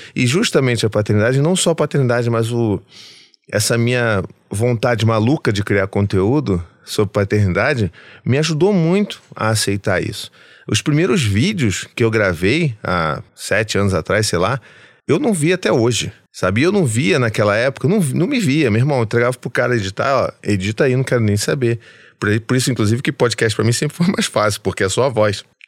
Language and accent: Portuguese; Rio de Janeiro, Brazil; eu sou carioca